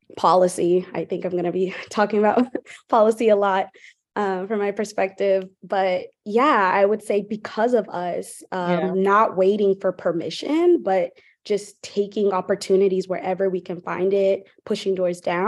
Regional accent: Charlotte, North Carolina, United States; now in Durham, United States; I'm also from Charlotte, North Carolina.

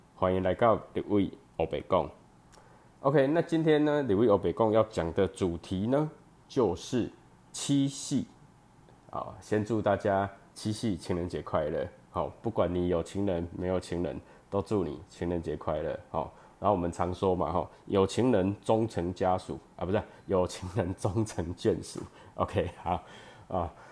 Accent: Chiayi, Chiayi City, Taiwan; moved away as an adult; also born or lived in Changhua; now in Taichung, Taiwan; 我本身是嘉义人，哦，然后呢，求学的过程呢，哦，高中以前都在嘉义，然后大学在彰化，那研究所的时候呢，又回到嘉义，然后当兵跟工作就都在台中，哦，那我以前是，我大学是念电机，哦，电机系，然后呢，研究所是念光电

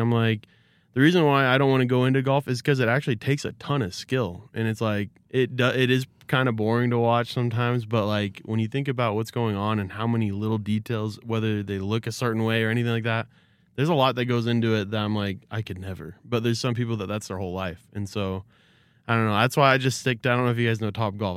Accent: Arizona, United States; I'm from Arizona

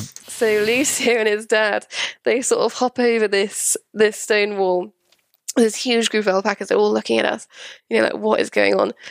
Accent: Wales, United Kingdom; moved away as an adult; also born or lived in London / Winchester; I'm from Wales originally

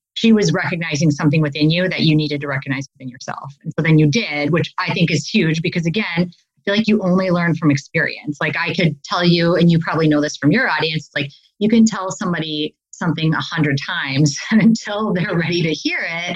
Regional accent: Wisconsin, United States; accent: Midwest; moved away as an adult; now in California, United States; I'm actually originally from Wisconsin.

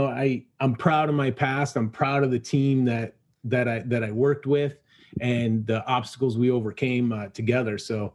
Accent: Illinois, United States; we're both from Illinois

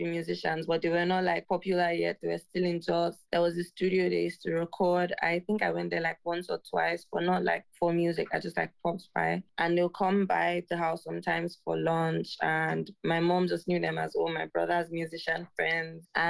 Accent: Jos, Plateau, Nigeria; I loved growing up in Jos.

